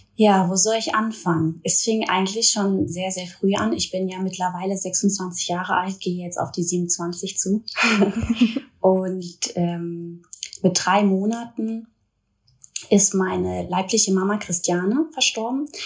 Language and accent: German; Duisburg, North Rhine-Westphalia, Germany; now in Cologne, Germany; Ich lebe zurzeit in Köln, komme aber gebürtig aus Duisburg, also ich bin eine kleine Robotperle